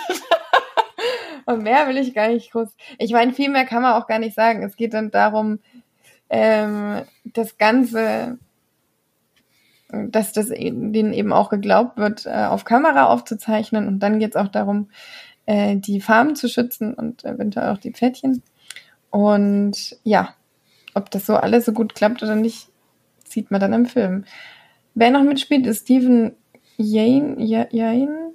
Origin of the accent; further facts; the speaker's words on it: Germany; now in Belgium; Und Flämisch kann man tatsächlich als Deutscher ziemlich gut lesen